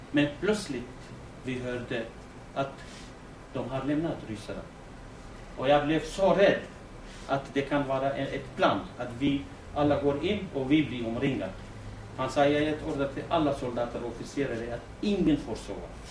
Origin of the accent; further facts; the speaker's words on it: Rawanduz, Kurdistan Region, Iraq; Swedish is a second language; now in Eskilstuna, Sweden; jag är från Rawandus.